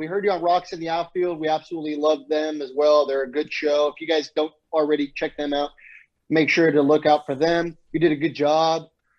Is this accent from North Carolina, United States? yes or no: no; San Diego, California, United States; I'm from San Diego